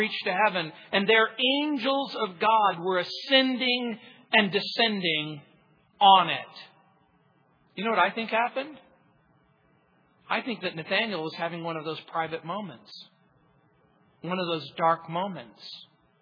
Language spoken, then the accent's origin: English; Apple Valley, California, United States; now in Colorado, United States; I grew up in the Mojave Desert, in a place called Apple Valley, Hesperia, Victorville